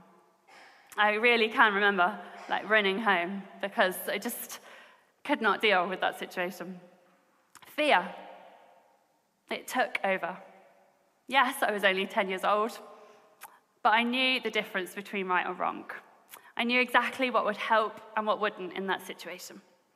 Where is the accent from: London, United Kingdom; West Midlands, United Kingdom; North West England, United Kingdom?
West Midlands, United Kingdom; Coventry; I grew up in Coventry, near the Midlands.